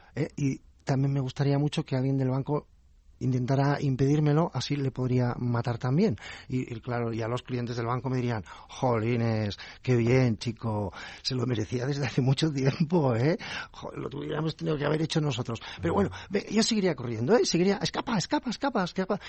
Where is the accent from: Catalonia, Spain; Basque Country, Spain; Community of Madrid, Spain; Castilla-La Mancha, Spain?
Catalonia, Spain; Yo soy catalán, no, no nacionalista